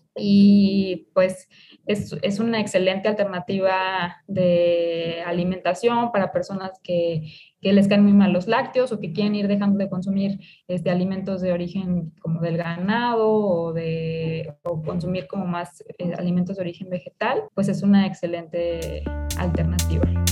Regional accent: Mexico; como mexicanos

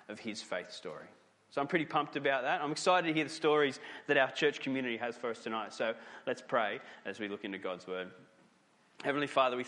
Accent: Newcastle, New South Wales, Australia; Newcastle, my hometown

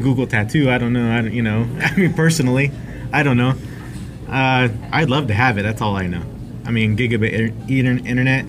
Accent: Manteca, California, United States; now in Stockton, United States; originally, I'm from Manteca

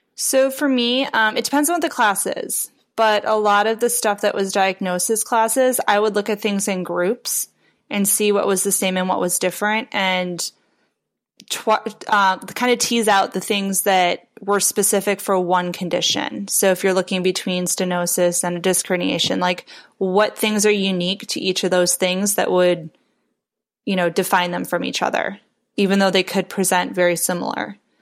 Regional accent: Chicago, Illinois, United States; moved away as an adult; also born or lived in Aurora, Illinois / Portland, Oregon; now in Indianapolis, United States; I'm originally from the Chicago area

